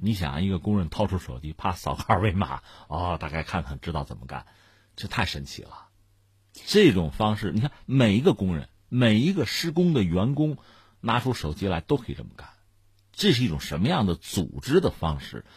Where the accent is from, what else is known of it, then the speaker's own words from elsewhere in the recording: Hebei, China; 我作为河北人